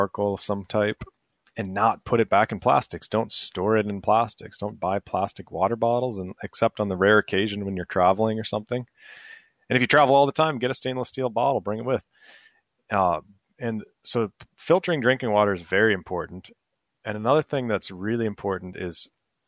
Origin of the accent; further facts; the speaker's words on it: Minnesota, United States; I'm from Minnesota